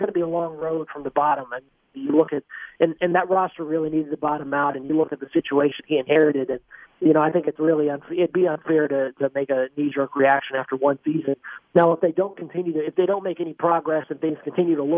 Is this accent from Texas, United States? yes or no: yes; Dallas Fort Worth area, Texas, United States; moved away as an adult; now in Cincinnati, United States; I'm from the Texas area. I'm from the Dallas Fort Worth area.